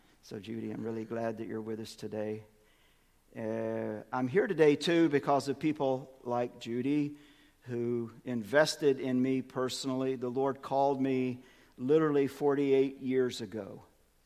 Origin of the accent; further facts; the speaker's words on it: Birmingham, Alabama, United States; moved away; Grew up, in Birmingham, born and raised in Birmingham.